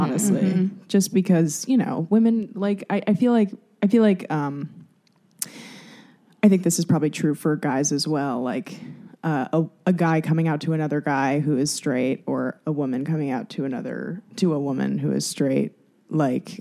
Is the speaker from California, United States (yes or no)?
yes; Los Angeles, California, United States; I'm from Los Angeles.